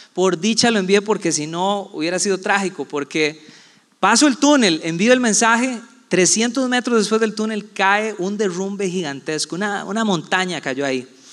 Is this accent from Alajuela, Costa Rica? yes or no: no; Puerto Viejo de Sarapiquí, Heredia, Costa Rica; also born or lived in San José, Costa Rica / Guápiles, Costa Rica; yo nací aquí en San José, me crié gran parte de mi vida en Puerto Viejo de Zarapiquí